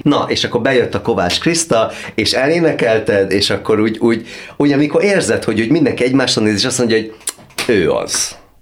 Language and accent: Hungarian; Hungary; az egyetlen magyar vagyok, a, a, aki ebbe az előadásba valaha szerepelt